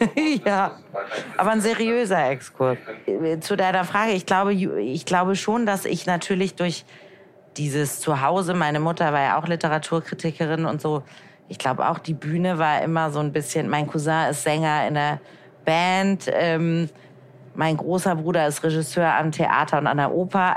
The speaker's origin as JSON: {"language": "German", "region": "Hamburg", "country": "Germany", "moved": "yes", "lives_now": "Frankfurt, Germany", "said": "Ich komme aus Hamburg"}